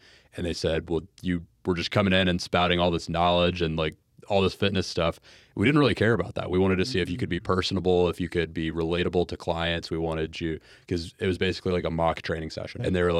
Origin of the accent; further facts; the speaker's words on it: Jacksonville, Florida, United States; I'm from Jacksonville.